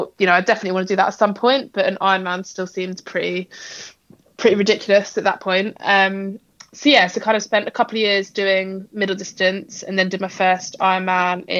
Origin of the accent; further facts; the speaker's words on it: Essex, East of England, United Kingdom; also born or lived in Exeter; now in London, United Kingdom; So I'm currently living in London. I grew up in Essex, which is quite close to London